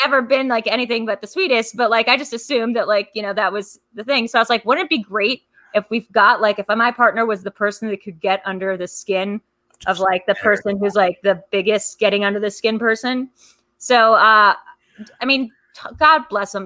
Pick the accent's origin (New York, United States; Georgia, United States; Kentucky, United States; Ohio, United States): New York, United States; moved away; I'm like from New York originally.